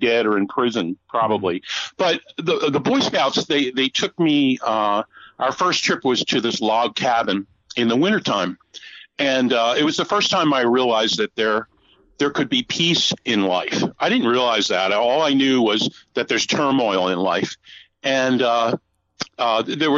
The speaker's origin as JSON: {"language": "English", "town": "Atlantic City", "region": "New Jersey", "country": "United States", "tie": "born or raised there", "also_born_or_lived": "Nova Scotia", "moved": "yes", "said": "born and raised in Atlantic City, New Jersey"}